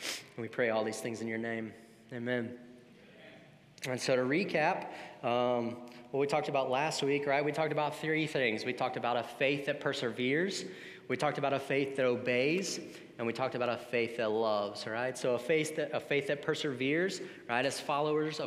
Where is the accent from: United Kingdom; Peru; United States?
United States; the South; now in Savannah, United States; We were raised in the South, we grew up in church, and we moved to a new place